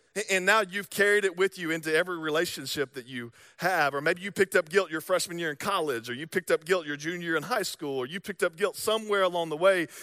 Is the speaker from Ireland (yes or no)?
no; the South, United States; accent: Southern drawl; moved away; I'm from the South